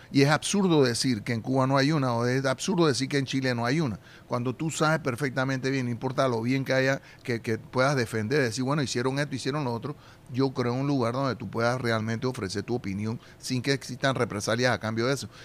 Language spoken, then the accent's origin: Spanish; Panama